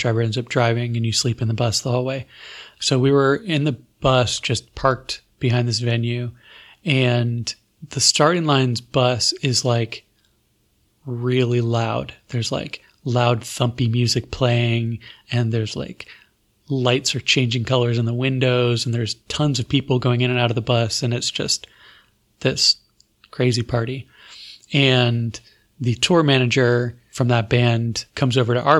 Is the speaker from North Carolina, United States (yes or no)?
no; Florida, United States; I'm from Florida